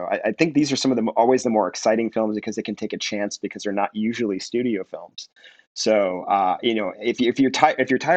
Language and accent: English; Minneapolis, Minnesota, United States; now in Los Angeles, United States; I grew up in Minneapolis